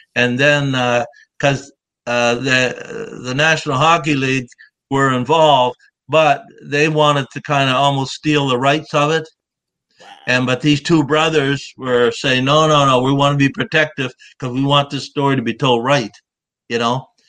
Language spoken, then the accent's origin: English; Nova Scotia, Canada; We're connected with Nova Scotia, my roots with the Gullah I people.